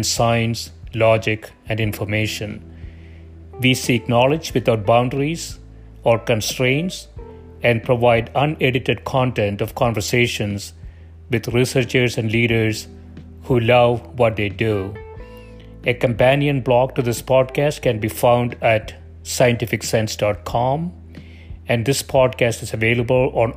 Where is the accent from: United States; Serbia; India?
India; South India; English is a second language; moved away; I grew up in South India